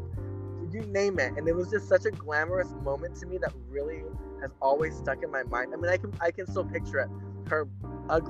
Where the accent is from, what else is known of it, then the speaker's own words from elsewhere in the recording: Texas, United States; I grew up in Texas